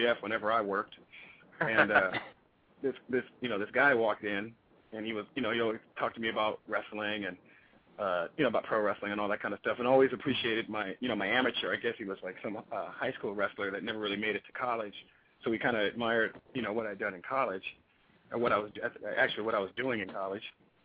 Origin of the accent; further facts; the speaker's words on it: Daly City, California, United States; I grew up in Daly City, California